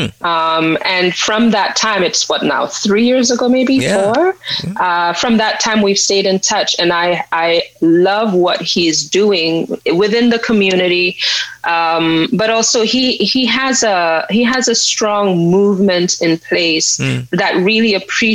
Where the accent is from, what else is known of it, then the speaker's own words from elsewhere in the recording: St. Lucia; I grew up in St. Lucia.